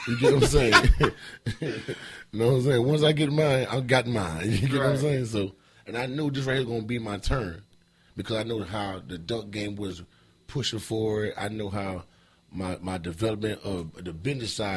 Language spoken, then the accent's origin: English; South Carolina, United States; I'm from Carolina South